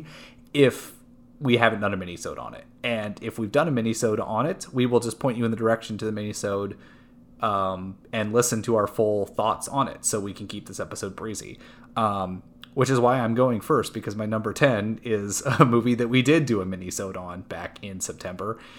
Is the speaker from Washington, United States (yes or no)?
yes; North Bend, Washington, United States; I went to the North Bend Theater opening night, which, we are a small town